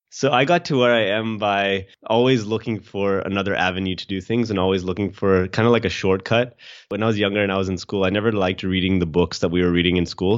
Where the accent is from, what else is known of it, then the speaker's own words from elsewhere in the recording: Edmonton, Alberta, Canada; moved away as an adult; also born or lived in Australia; now in Sydney, Australia; I was born in Edmonton, Alberta, Canada.